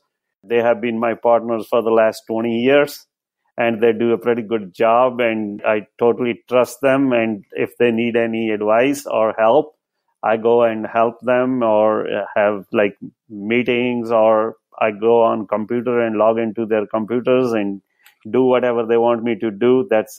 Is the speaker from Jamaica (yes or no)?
no; India; moved away as an adult; now in United States; I came from India in 2000 as a Microsoft certified system engineer.